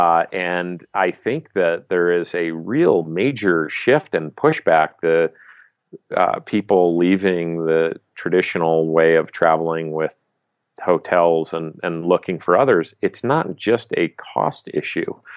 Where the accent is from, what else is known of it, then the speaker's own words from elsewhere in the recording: Southern California, United States; I grew up in Southern California